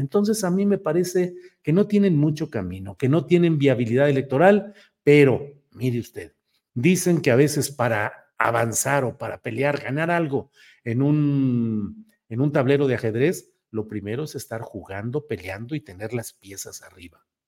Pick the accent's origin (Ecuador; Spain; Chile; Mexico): Mexico